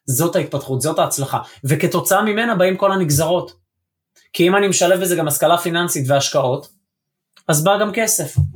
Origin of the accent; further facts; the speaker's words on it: Israel; יש לי מבטא כי אני בישראל ואני לא נולדתי באנגליה